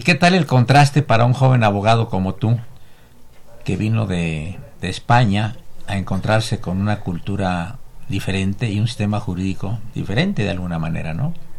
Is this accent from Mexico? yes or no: yes; Mexico